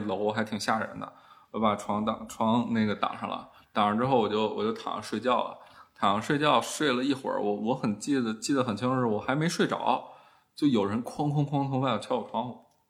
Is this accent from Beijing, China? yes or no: yes; Beijing, China; 虽然我爸妈是原来是东北人，但是其实他们也是年轻时候就来北京了